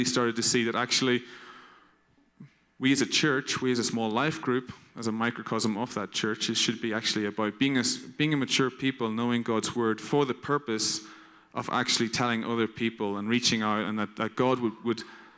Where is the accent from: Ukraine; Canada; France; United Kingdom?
United Kingdom; Northern Ireland; moved away as an adult; now in Cologne, Germany; I'm living in Cologne, although I'm not naturally normally from Cologne. I come from Northern Ireland, and I've been there about 5 years.